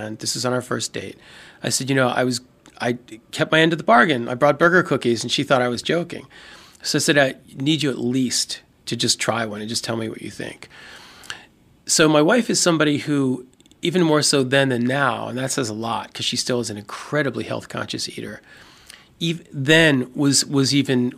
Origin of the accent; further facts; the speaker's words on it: Baltimore, Maryland, United States; I'm from Baltimore, and as with a lot of old-school Baltimoreans